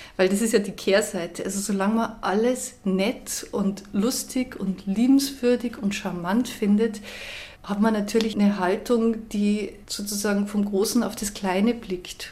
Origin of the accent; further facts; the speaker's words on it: Austria; so sehe ich das als Österreicherin